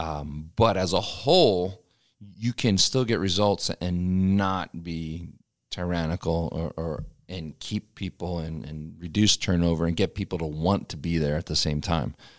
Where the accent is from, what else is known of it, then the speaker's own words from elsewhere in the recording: Pennsylvania, United States; moved away; back home where I grew up in Pennsylvania